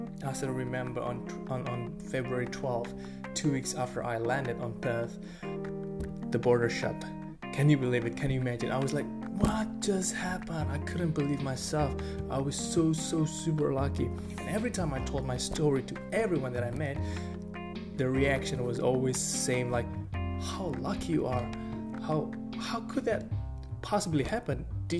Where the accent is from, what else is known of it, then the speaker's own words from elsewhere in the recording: Bali, Indonesia; English is a second language; Well, I came from Bali, so the economy was quite a bit stagnant during that period